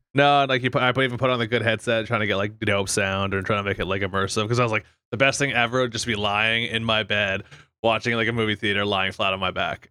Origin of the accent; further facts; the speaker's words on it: Fort McMurray, Alberta, Canada; 7 Eleven, where we both grew up in the downtown of Fort Mac